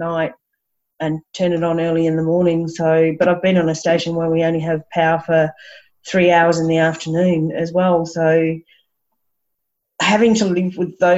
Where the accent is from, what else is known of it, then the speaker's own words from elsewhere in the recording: Brisbane, Queensland, Australia; I grew up around Brisbane and Bribie Island and the beach, and had horses